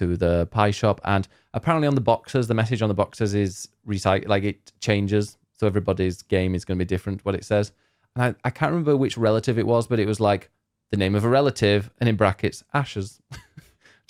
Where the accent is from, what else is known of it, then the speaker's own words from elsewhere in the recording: Barnsley, Yorkshire and the Humber, United Kingdom; I'm from Barnsley.